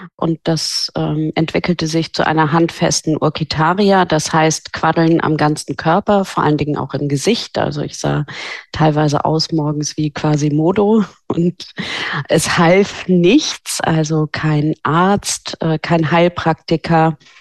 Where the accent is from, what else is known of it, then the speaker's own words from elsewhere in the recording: Norderney, Lower Saxony, Germany; moved away as an adult; also born or lived in Hamburg; Ich bin auf Norderney aufgewachsen